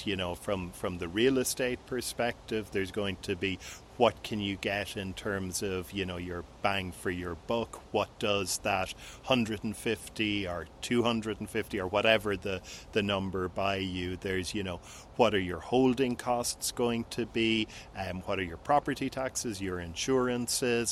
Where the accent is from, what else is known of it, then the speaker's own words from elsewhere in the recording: Cork, Munster, Ireland; also born or lived in Lisbon, Portugal / Cabo San Lucas, Mexico; now in Portugal; I'm on my summer vacations in my hometown of Cork, Ireland